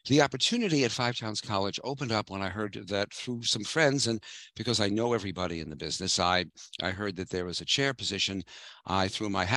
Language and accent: English; New York City, New York, United States; moved away as an adult; I'm a native of New York. I grew up in Brooklyn